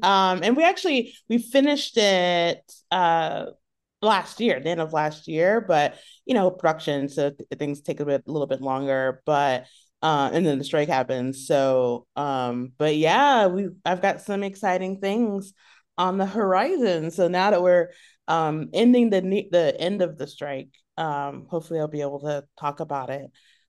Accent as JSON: {"language": "English", "town": "Killeen", "region": "Texas", "country": "United States", "tie": "born there", "also_born_or_lived": "Italy / Germany / South Carolina", "said": "I was born in Texas, in Killeen, Texas. And shortly after that, my family moved to Europe. And so we moved to Italy, where my middle sister was born. Then we moved to Germany and then back to South Carolina for about a year."}